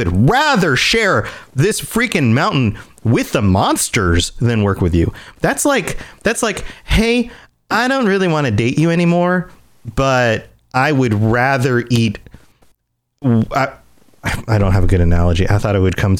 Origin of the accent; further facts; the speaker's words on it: Florida, United States; I've lived in Florida my entire life